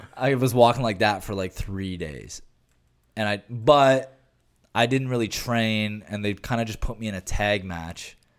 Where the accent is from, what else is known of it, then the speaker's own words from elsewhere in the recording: Canada; I'm Canadian